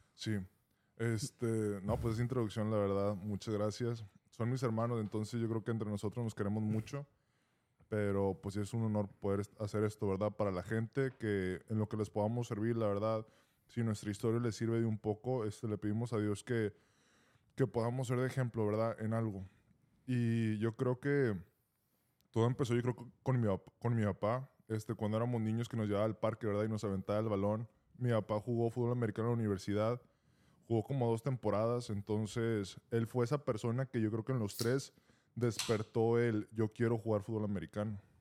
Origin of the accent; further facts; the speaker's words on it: Monterrey, Nuevo León, Mexico; moved away; ahí en donde yo soy, de Monterrey